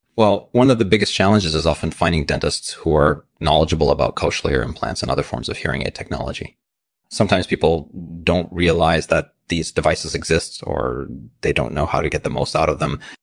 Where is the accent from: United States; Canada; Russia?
Russia; I grew up in Russia